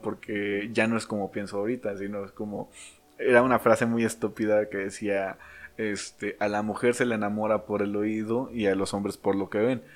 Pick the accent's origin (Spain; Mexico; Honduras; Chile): Mexico; nosotros como mexicanos